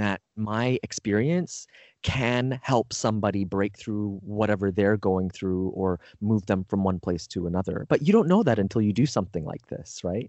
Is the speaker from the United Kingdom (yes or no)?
no; Canada; moved away as an adult; now in United States; I grew up, you know, I'm Canadian originally